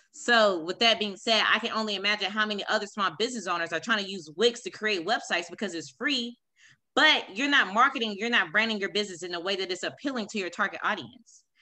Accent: Raleigh, North Carolina, United States; moved away as an adult; now in Kansas, United States; I'm from Raleigh, North Carolina

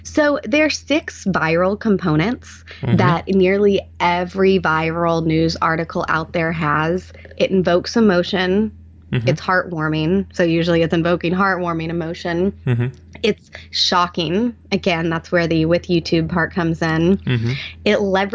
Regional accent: Arkansas, United States; I could live in Arkansas and be with my family and work from home in my home state

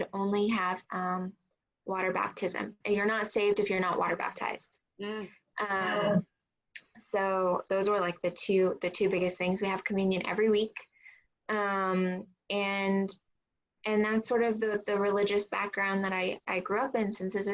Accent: San Diego, California, United States; also born or lived in Riverside, California; I grew up in San Diego for part of the time, and then SoCal, like Riverside area. I am a California girl.

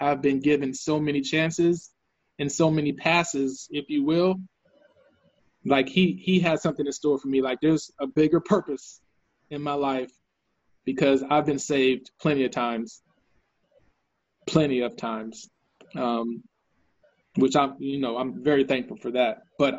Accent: Austin, Texas, United States; also born or lived in San Antonio; when I was growing up in Austin and in San Antonio

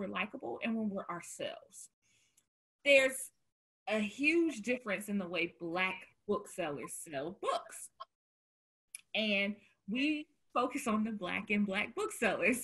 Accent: the South, United States; now in Chicago, United States; I'm from the South.

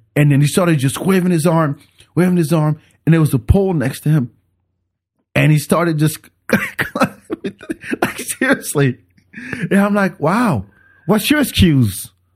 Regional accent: France; moved away; I grew up with it in France

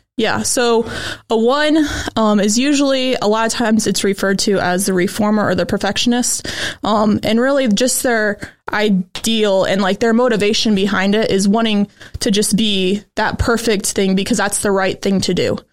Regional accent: Goshen, Indiana, United States; I'm from Goshen, Indiana, so right around here

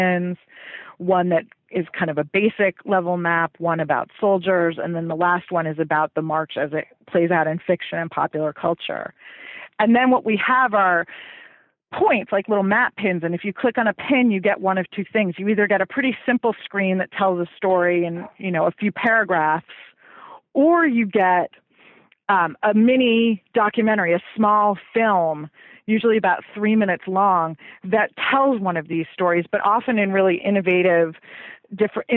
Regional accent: New York, United States; now in Washington, D.C., United States; I grew up just outside of New York City.

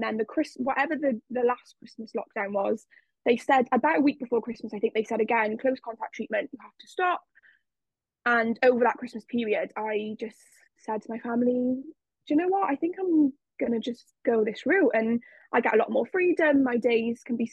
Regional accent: South Wales, United Kingdom; I am from South Wales

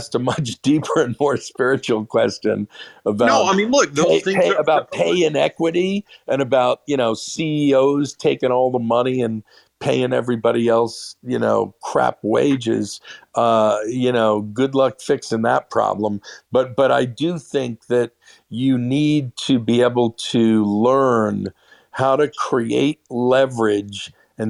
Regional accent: New York City, New York, United States; I was born and raised a Jew in Brooklyn

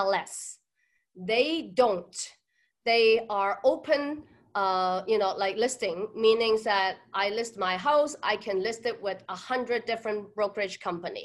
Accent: Hong Kong; now in Vancouver, Canada; I am an immigrant from Hong Kong. I moved to Vancouver in 1991

